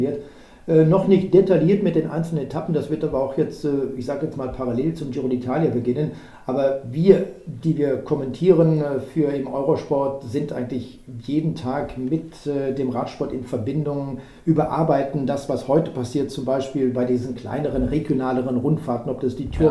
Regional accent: Germany; also born or lived in Cologne area; wir Deutsche

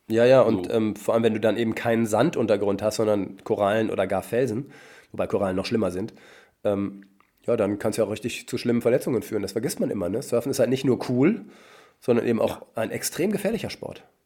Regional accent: North Rhine-Westphalia, Germany; Ich komme nämlich aus Westfalen ursprünglich

